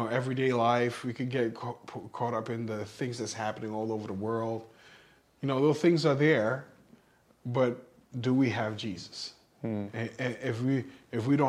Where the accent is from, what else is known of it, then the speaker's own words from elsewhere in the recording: New York City, New York, United States; growing up where I grew up in New York City